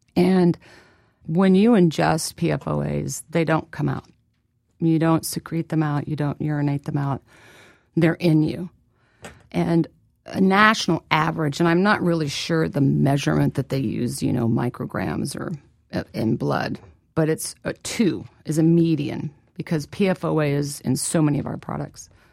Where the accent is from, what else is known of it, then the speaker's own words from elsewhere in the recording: Midwest, United States; I was born and raised in the Midwest